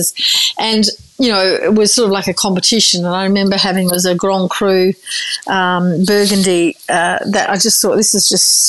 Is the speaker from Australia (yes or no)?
yes; Margaret River, Western Australia, Australia; also born or lived in Busselton; Actually, we were born in Busselton, which is in the same region, then moved out to Margaret River in the late 70s.